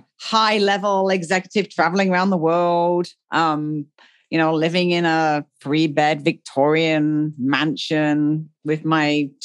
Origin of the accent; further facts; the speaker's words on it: England, United Kingdom; moved away as an adult; also born or lived in Africa; now in Puerto Vallarta, Mexico; Originally, I am from England. Some people hear that from my accent. I actually left England like 20 years ago.